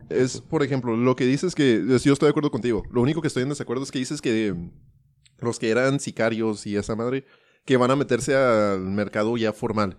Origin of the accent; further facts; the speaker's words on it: United States; now in Ciudad Juárez, Mexico; yo me crié en Estados Unidos